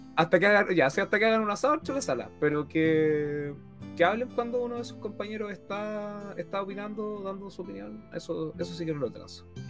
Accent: Chile; todos somos chilenos

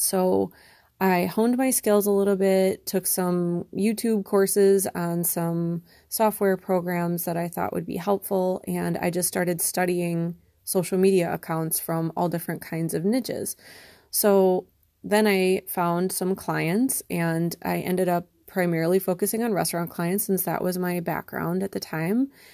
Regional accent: Wisconsin, United States; moved away as an adult; also born or lived in Connecticut; I moved back to Wisconsin, which is where I'm from

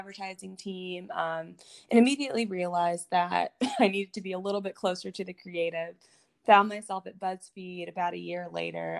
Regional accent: Atlanta, Georgia, United States; moved away as an adult; now in New York, United States; I'm living in New York now, but I grew up in Atlanta

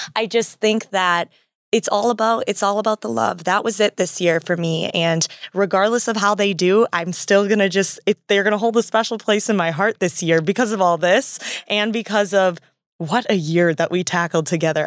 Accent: Wisconsin, United States; I'm from Wisconsin

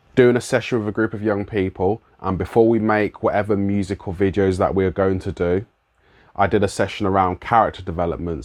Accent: London, United Kingdom; accent: London; my London accent

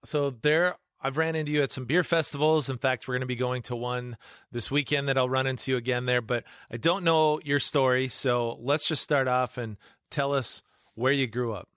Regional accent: Webster, South Dakota, United States; now in Yankton, United States; I'm from up in that area too, so I'm from Webster, that little small town in between you and Watertown.

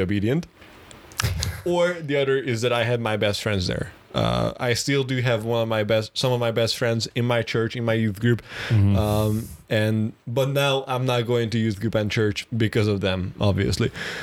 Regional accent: Budapest, Hungary; I was born in Budapest, which is the capital city of Hungary

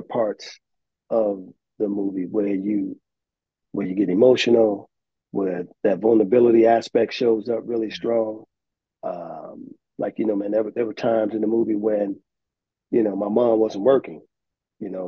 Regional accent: Chicago, Illinois, United States; we grew up in Cabrini Green

